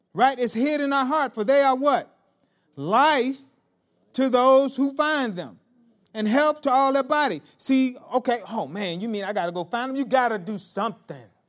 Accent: Marianna, the South, United States; I was raised in the South, in Mariana

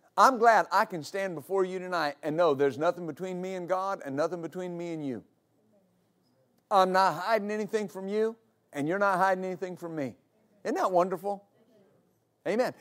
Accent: West Texas, United States; I grew up in West Texas

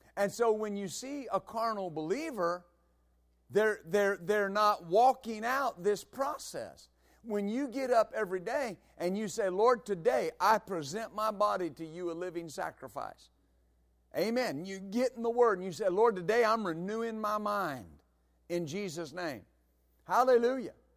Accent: West Texas, United States; I grew up in West Texas

